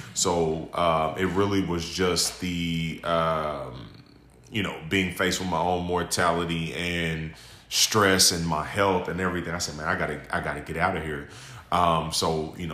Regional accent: Indianapolis, Indiana, United States; I'm 35, born and raised in Indianapolis

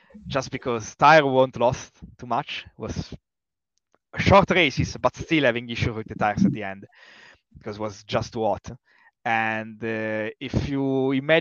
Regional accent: northern Italy, Italy; now in Oxford, United Kingdom; I'm coming from Northern Italy

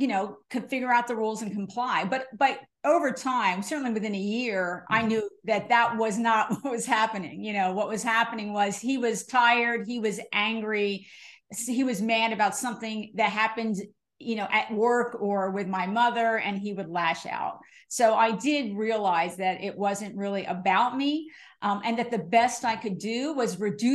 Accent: New Jersey, United States; I'm from New Jersey

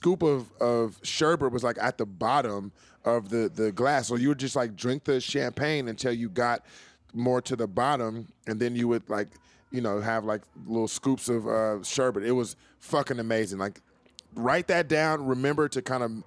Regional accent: California, United States; I'm from California

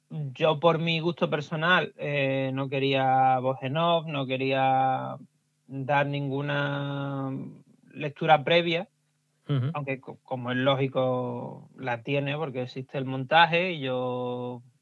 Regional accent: Huelva, Andalusia, Spain; las cooperativas de frutos rojos de, Huelva, que, es de donde yo soy, de la, zona

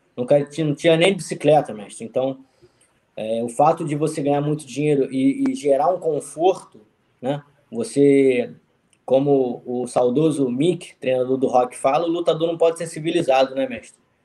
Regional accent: Rio de Janeiro, Brazil; moved away as an adult; now in United States; Sou do Rio de Janeiro, conheço bem a malandragem

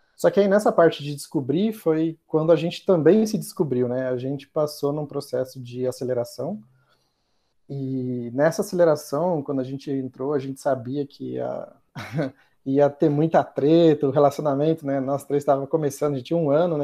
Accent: Santo André, São Paulo, Brazil; eu sou lá de Santo André, morava com meus pais

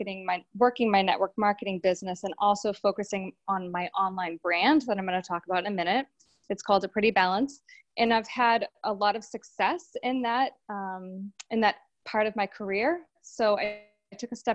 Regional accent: Boston, Massachusetts, United States; I'm from Boston, Mass.

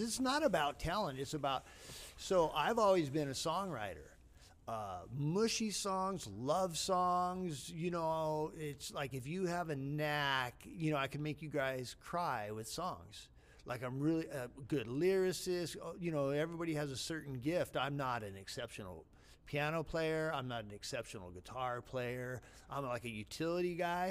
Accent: San Gabriel Valley, California, United States; also born or lived in La Puente, California; I was raised in the San Gabriel Valley as a kid

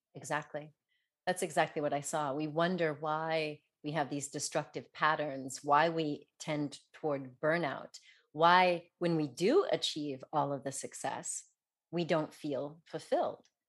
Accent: Denver, Colorado, United States; also born or lived in south of France; now in France; I grew up in Denver, and I skied when I was young

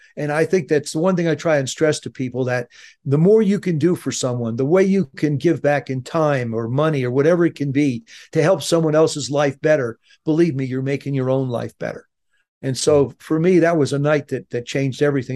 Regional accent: South River, New Jersey, United States; moved away as an adult; I grew up in South River, New Jersey

